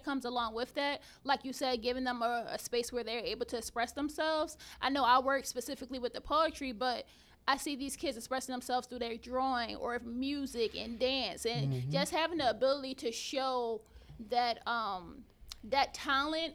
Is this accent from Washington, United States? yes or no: no; Philadelphia, Pennsylvania, United States; moved away; I'm originally from Philadelphia